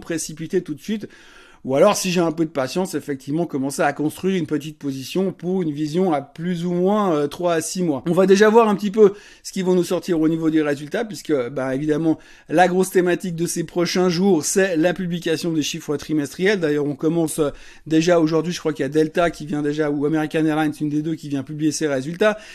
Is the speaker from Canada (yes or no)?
no; Switzerland; en tant que bon Suisse